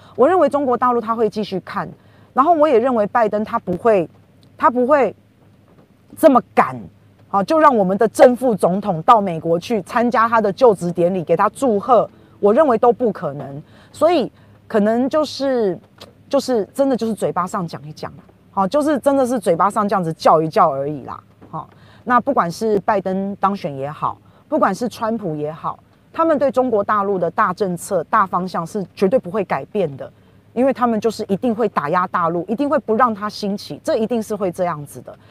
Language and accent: Chinese; Taiwan; 我们台湾人越来越越清楚了耶